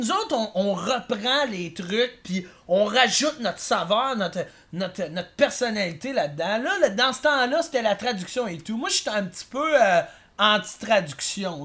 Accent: Quebec City, Quebec, Canada; now in Montreal, Canada; je suis originaire de Québec.

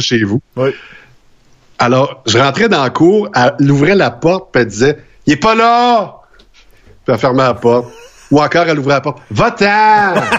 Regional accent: Saint-Fortunat, Quebec, Canada; jusqu'à l'âge de sept ans chez nous à Saint-Fortuna

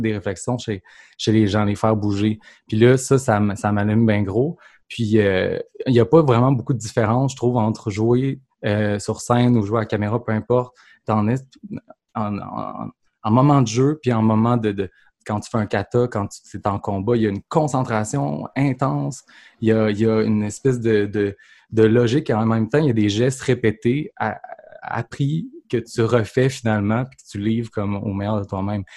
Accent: Saint-Joachim-de-Shefford, Quebec, Canada; je suis un petit gars de Saint-Joachim de Shefford. C'est à côté de Grambay, Donc, vraiment la campagne.

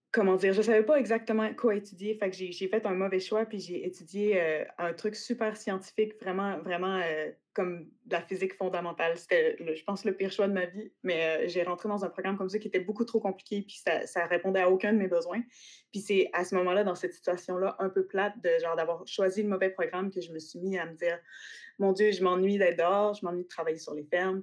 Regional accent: Quebec City, Quebec, Canada; also born or lived in Western Canada / Australia; j'ai grandi à Québec plus en ville

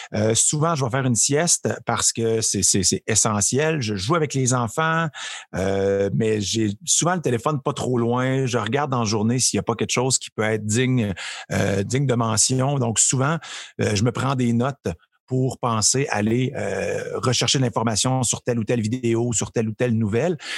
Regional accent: Trois-Rivières, Quebec, Canada; moved away as an adult; also born or lived in Montreal; je viens de Trois-Rivières

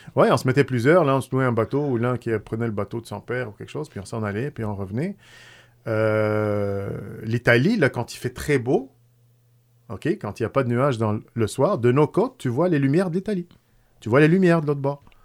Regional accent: Tunisia; now in Quebec, Canada; tunisien d'origine arrivé au Québec euh, depuis, ça fait presque plus que 30 ans, là, peut-être 31, 32 ans. J'ai passé plus de, gens, de, temps ici que dans mon pays natal

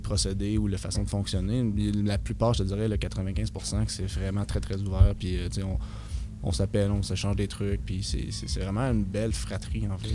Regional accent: Victoriaville, Quebec, Canada; moved away as an adult; now in Rouyn-Noranda, Canada; Je suis d'origine de Victoriaville, mais j'étais venu ici deux ans

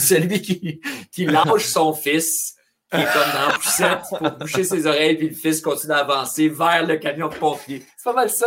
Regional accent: Trois-Rivières, Quebec, Canada; first language French; j'ai été élevé à Trois-Rivières

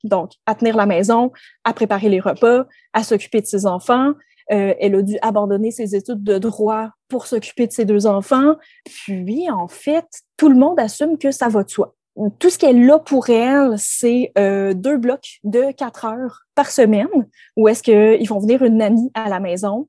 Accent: Quebec, Canada; en tant que Québécois

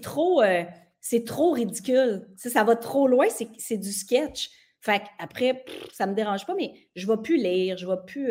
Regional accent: Saint-Octave-de-Métis, Quebec, Canada; also born or lived in Mont-Joli; je suis née à Montjoly parce que là, d'où je viens, tu ne peux pas naître parce que c'est trop petit. Je viens de Saint-Octave de Métis

